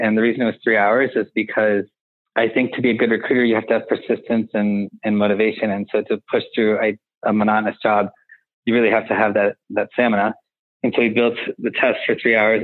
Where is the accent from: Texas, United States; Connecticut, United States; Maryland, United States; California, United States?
Connecticut, United States; where I grew up in Connecticut